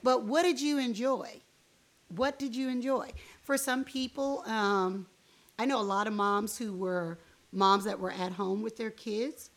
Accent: Miami, Florida, United States; moved away; I was raised in Miami, Florida

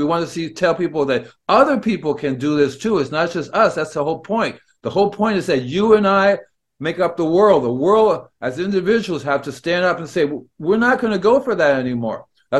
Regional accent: Peru; And it was growing up in Peru in the high altitude.

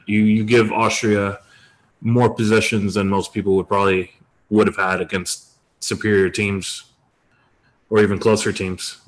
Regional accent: Detroit, Michigan, United States; most of my life, I grew up in Detroit, Michigan.

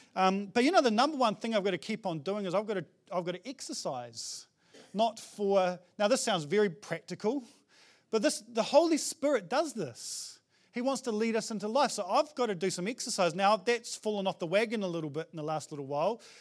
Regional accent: New Zealand; as a Kiwi guy

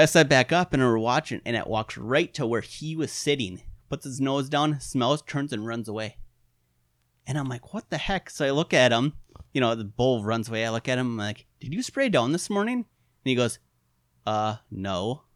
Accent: Wisconsin, United States; also born or lived in Iron Mountain, Michigan; I'm from Wisconsin

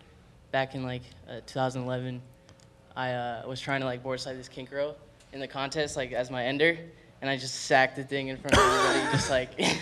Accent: Boca Raton, Florida, United States; also born or lived in Miami, Florida; I actually grew up in Boca Raton

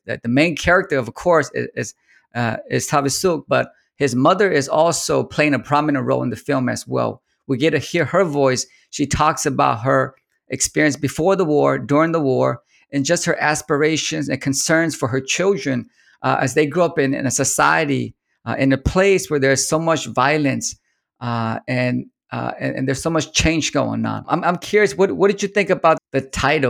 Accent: Sacramento, California, United States; I grew up in Sacramento

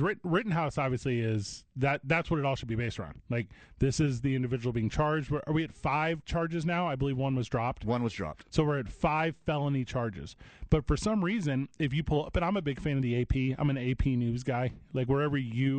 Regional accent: East St. Louis, Illinois, United States; My hometown is East St. Louis, Illinois.

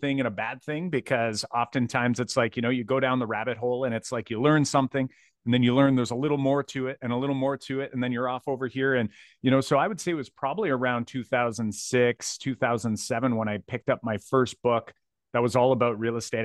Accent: Windsor, Ontario, Canada; I'm from Windsor, Ontario

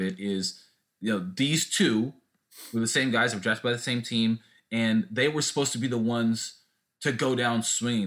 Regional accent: Southern California, United States; growing up in Southern California, I played for Al Camino High School

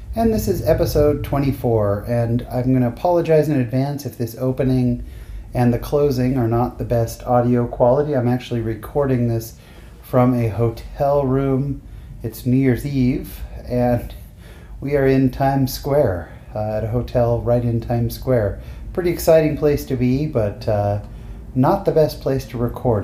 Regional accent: San Jose, California, United States; now in Lindon, United States; I grew up in San Jose, California, where we had, you know, Mormons, but not a ton

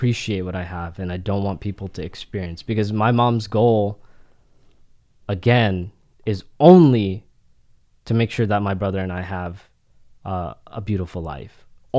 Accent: Florida, United States; also born or lived in Philadelphia / Philippines; So I grew up there from infancy to 3 years old. And then we came back and we moved to Florida.

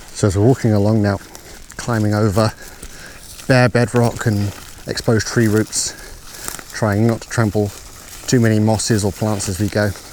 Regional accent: England, United Kingdom; moved away as an adult; now in Uppsala, Sweden; I come from England

